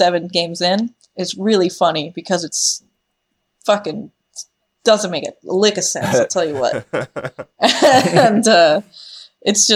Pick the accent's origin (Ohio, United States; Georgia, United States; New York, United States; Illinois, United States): New York, United States; Long Island; moved away; I'm from Long Island